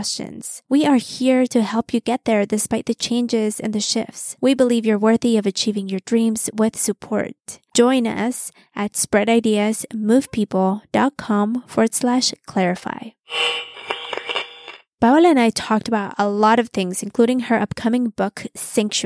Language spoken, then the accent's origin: English; Mexico City, Mexico; now in United States; I was born in the U.S. and I grew up in Mexico City my whole life